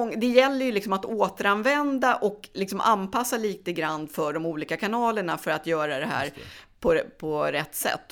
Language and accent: Swedish; Gävle, Gävleborg County, Sweden; moved away; jag är från Gävle då men flyttade tillbaka hem